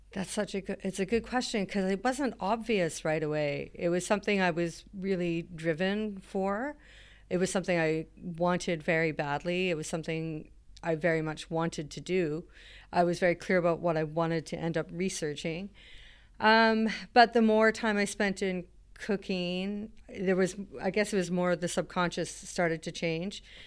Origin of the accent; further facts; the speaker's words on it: Alert Bay, British Columbia, Canada; moved away; I'm from a, a small town up the coast called Alert Bay